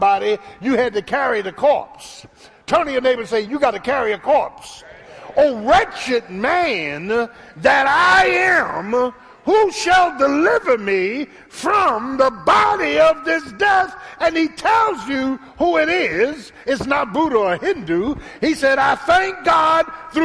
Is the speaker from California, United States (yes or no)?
no; Philadelphia, Pennsylvania, United States; The same boys I grew up with in South Philly